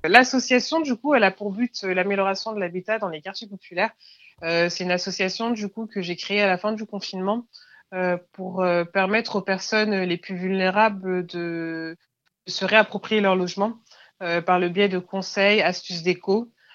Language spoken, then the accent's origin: French; Clichy-sous-Bois, Île-de-France, France; j'ai grandi à Clichy-sous-Bois